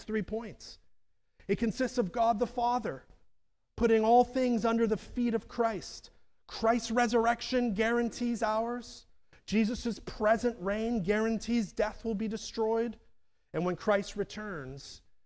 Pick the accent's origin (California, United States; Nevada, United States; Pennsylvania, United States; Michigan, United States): Pennsylvania, United States; Pittsburgh; now in Chester County, United States; I grew up near Homestead, a neighborhood in Pittsburgh